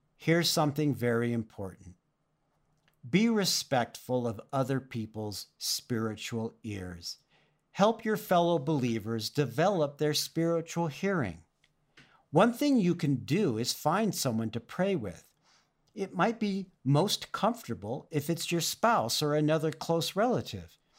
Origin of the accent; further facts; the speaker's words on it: Oxnard, California, United States; When I was growing up in Oxnard, California, in Ventura County near the beach